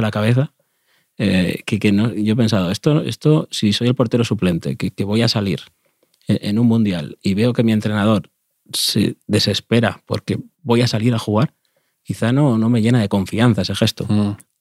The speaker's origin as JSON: {"language": "Spanish", "country": "Spain", "tie": "born or raised there", "said": "cuando me quedaba solo en mi pueblo, eh, en el campito"}